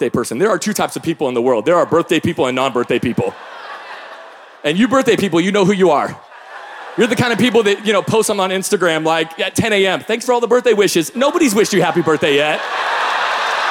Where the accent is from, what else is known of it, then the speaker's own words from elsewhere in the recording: Tacoma, Washington, United States; I'm from the Pacific Northwest. I grew up in Tacoma, Washington